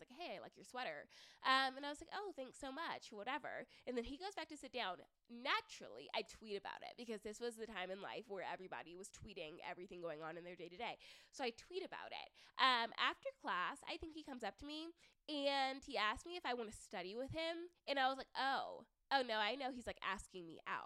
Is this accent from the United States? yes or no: yes; the South, United States; moved away as an adult; now in Denver, United States; growing up in the South